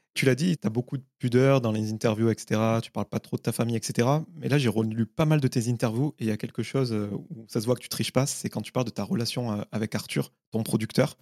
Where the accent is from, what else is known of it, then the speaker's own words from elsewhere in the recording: south of France, France; ma culture populaire que j'avais dans le sud de la France, euh, là où je suis né